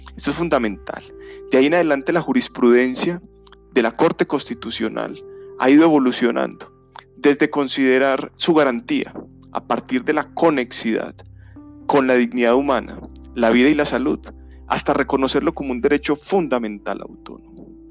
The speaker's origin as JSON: {"language": "Spanish", "country": "Colombia", "said": "en un país como el colombiano, como el, como el de nosotros"}